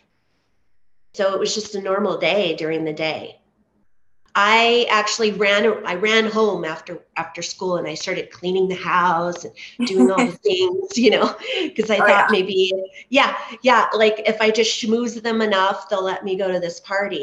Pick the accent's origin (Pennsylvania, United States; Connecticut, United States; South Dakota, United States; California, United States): California, United States; Southern; I grew up in Southern California